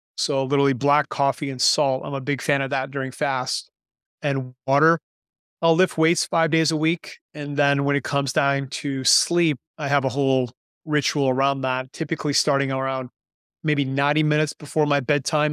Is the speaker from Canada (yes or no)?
yes; Canada; moved away as an adult; now in Panama; am Canadian, but I've been living in Panama now for nineteen years